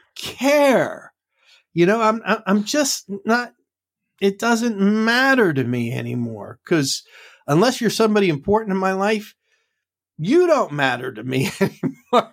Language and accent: English; New York City, New York, United States; moved away; I grew up in the Bronx.